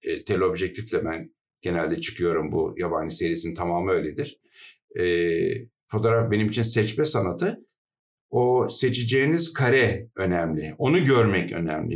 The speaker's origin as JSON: {"language": "Turkish", "region": "Adana", "country": "Turkey", "tie": "born or raised there", "moved": "as an adult", "said": "Adana'da benim doğduğum yer Adana."}